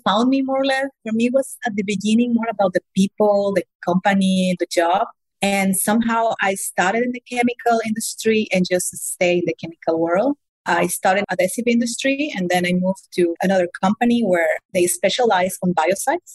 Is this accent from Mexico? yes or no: yes; Mexico; moved away as an adult; also born or lived in Germany; originally, I know I'm from Mexico, but I spent the last 15 years in Germany